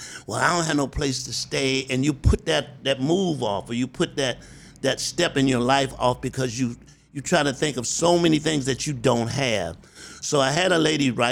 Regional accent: Columbia, South Carolina, United States; moved away; I'm from South Carolina. I'm a little country boy

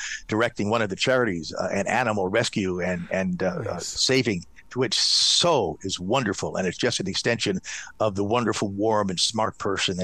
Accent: Silver Spring, Maryland, United States; I'm from Silver Spring, which is a rifle shot away from Cottage City

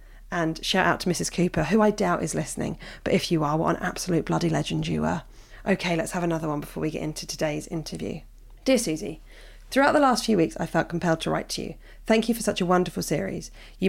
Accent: Hove, South East England, United Kingdom; also born or lived in Brighton; I was born in Brighton and grew up in Hove, which on paper, I know from us, must feel like an ideal platform for tolerance, acceptance and freedom.

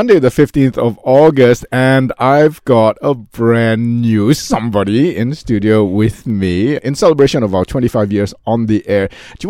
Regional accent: Malaysia; I'm Malaysian, and it totally works.

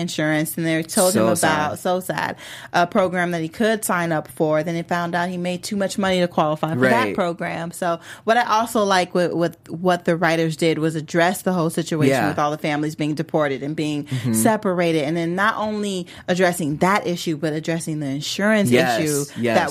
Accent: Chicago, Illinois, United States; moved away; I was too. Like, I just lived there. I was born there

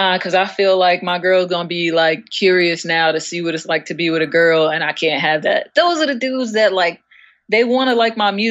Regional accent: New York, United States; I am from New York.

